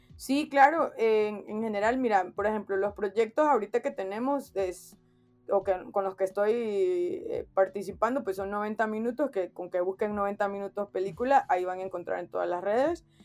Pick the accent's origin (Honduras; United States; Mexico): Honduras; como hondureño, como de, del lugar de donde soy